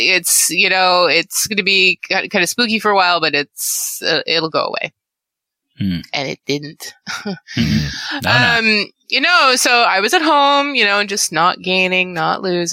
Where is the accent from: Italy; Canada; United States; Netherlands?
Canada; I'm Canadian